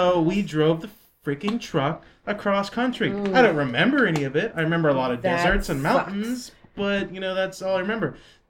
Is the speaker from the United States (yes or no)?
yes; Pennsylvania, United States; also born or lived in San Diego, California; And when I was 4 years old, we moved out to Pennsylvania to be closer to family.